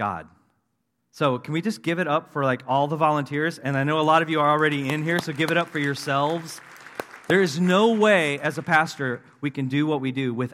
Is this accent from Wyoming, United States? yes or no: no; Tulsa, Oklahoma, United States; also born or lived in Wisconsin / Springfield, Missouri; I grew up in Tulsa, Oklahoma. Actually, Wisconsin first, but then Tulsa, Oklahoma, when I was about 10 years old